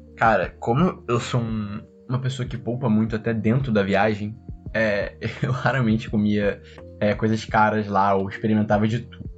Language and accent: Portuguese; Resende, Rio de Janeiro, Brazil; now in Rio de Janeiro, Brazil; Eu conheço muito do interior do estado, que eu nasci em Resende